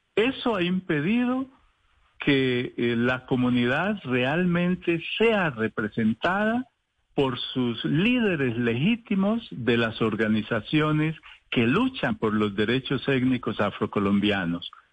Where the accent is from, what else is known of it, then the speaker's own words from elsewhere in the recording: Colombia; somos africanos colombianos, africanos por nuestros orígenes biológicos y culturales y colombianos por la nación en la que nos tocó eh, vivir y nos tocó construir